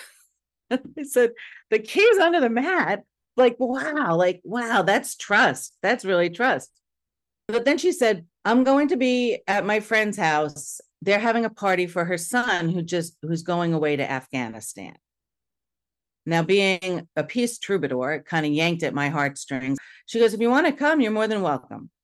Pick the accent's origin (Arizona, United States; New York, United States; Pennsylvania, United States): New York, United States; Now I'm from New York